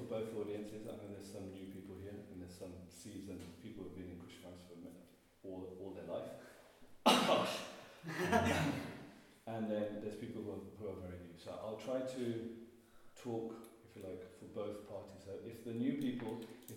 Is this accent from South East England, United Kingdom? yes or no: no; Birmingham, West Midlands, United Kingdom; I'm from Birmingham